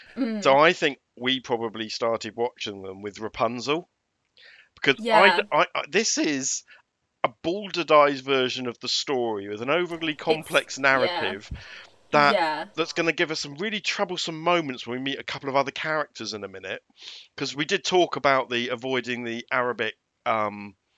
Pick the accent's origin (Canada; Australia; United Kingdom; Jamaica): United Kingdom